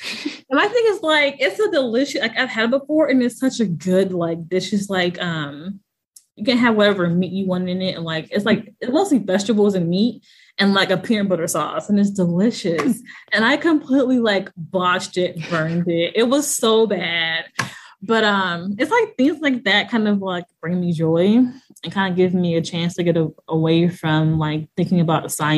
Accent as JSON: {"language": "English", "region": "Midwest", "country": "United States", "said": "I'm from the Midwest."}